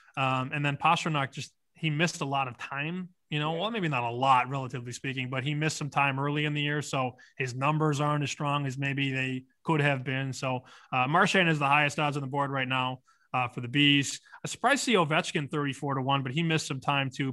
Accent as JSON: {"language": "English", "town": "Chicago", "region": "Illinois", "country": "United States", "said": "I come from Chicago"}